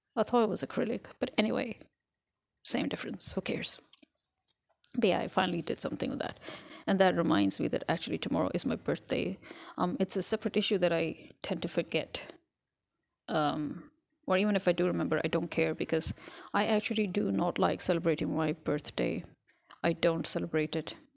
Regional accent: Pakistan; I'm a Pakistani

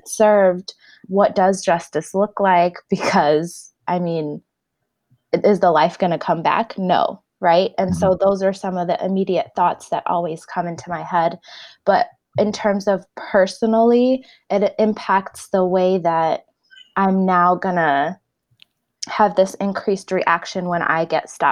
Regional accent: Chicago, Illinois, United States; moved away as an adult; also born or lived in Ethiopia; now in Oakland, United States; I grew up in Chicago

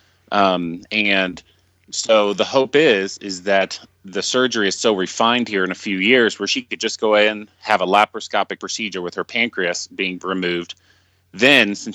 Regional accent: Dallas, Texas, United States; moved away; I'm originally from Dallas

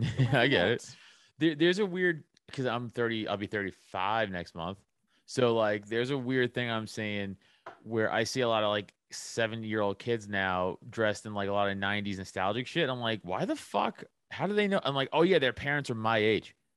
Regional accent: New York City, New York, United States; I'm from Staten Island

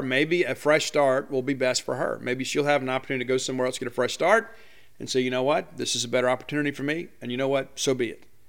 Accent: South Mississippi, United States; I'm born and raised in South Mississippi

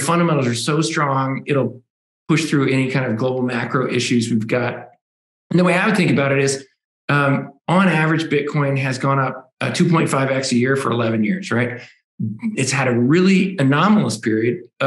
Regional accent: United States; as an American.

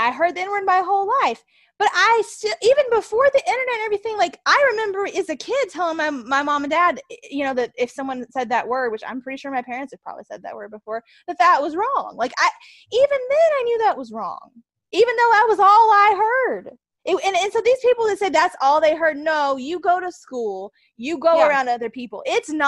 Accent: the South, United States; I'm from the South

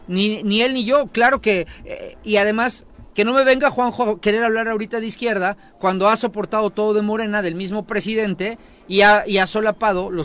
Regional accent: Tetecala, Morelos, Mexico; en mi pueblo de Tecala

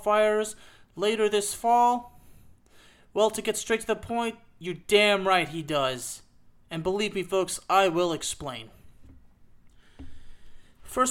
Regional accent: Lyon, Auvergne-Rhône-Alpes, France; the same city where I was born.

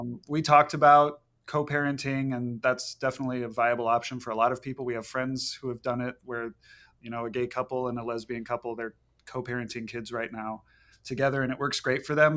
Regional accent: Papillion, Nebraska, United States; moved away as an adult; also born or lived in Lincoln, Nebraska; now in Chicago, United States; I was born and raised in Papillion, Nebraska, which is a suburb of Omaha.

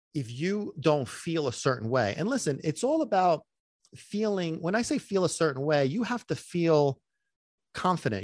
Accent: New York City, New York, United States; also born or lived in Sicily; now in New Jersey, United States; I'm a native New Yorker. I was born in Brooklyn

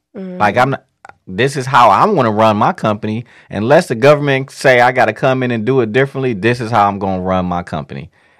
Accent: Midwest, United States; I mean, we're from the Midwest, and the Midwest was built upon

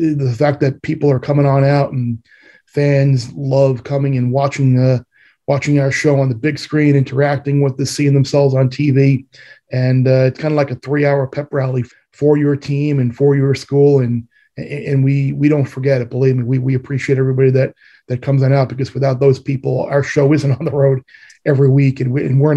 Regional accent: Long Island, New York, United States; moved away; I'm from Long Island

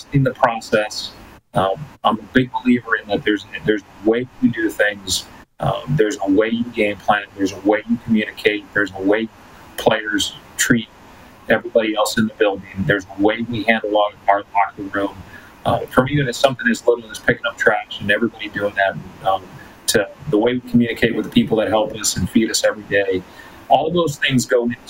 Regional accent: El Paso, Texas, United States; first language Spanish; English is a second language; also born or lived in Aguascalientes, Mexico / Ciudad Juárez, Mexico; now in Edmonton, Canada; we grew up in El Paso

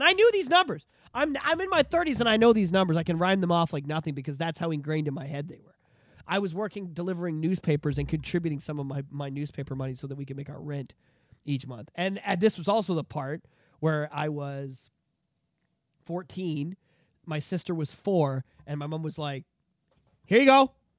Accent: Oshawa, Ontario, Canada; This was the year that, like, I grew up in Oshawa and I loved it and I was very attached to it, you know, and it was, it molds you, you know?

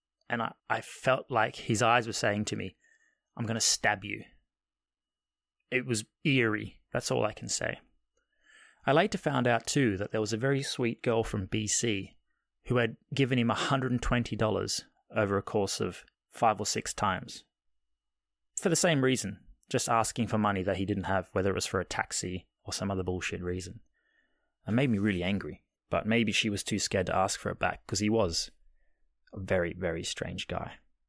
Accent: Australia; which is probably slightly a byproduct of growing up in Australia anyway.

